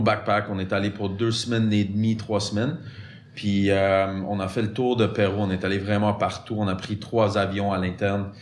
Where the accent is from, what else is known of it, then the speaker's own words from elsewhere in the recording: Montreal, Quebec, Canada; French is a second language; J'ai grandi en l'ouest de l'île, ou West Island.